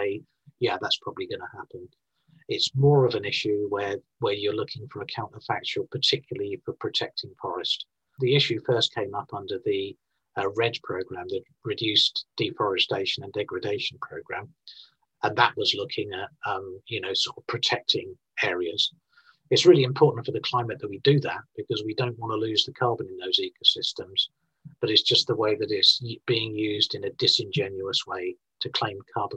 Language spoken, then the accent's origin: English; Scotland, United Kingdom; I'm from Scotland in the UK